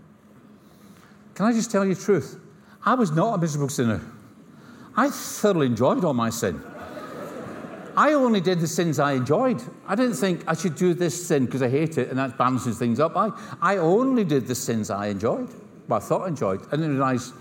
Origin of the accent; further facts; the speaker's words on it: Scotland, United Kingdom; accent: Scottish; I come from Scotland. This is not an English accent. this is a Scottish accent.